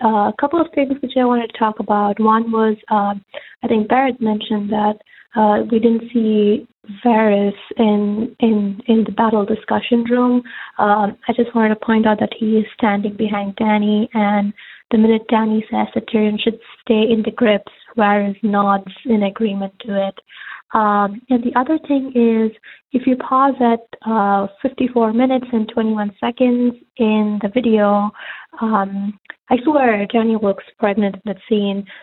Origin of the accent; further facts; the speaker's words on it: India; moved away; I'm originally from India